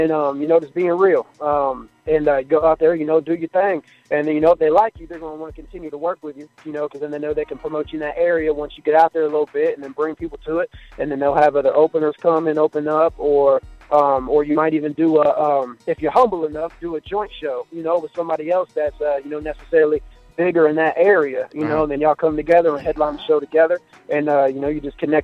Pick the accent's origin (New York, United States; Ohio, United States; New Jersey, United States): Ohio, United States; I'm from Ohio, man, in a small town called Pickle